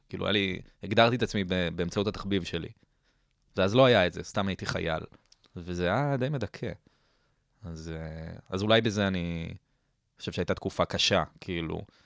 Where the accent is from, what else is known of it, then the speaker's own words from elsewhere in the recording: Herzliya, Tel Aviv District, Israel; also born or lived in Ra'anana; גדלתי ברעננה. אבל כ-, כזה, נ-, נולדתי בתל אביב, אה, אחר כך עברנו להרצליה, הייתי שם עשר שנים, ואז מגיל חמש עשרה אני ברעננה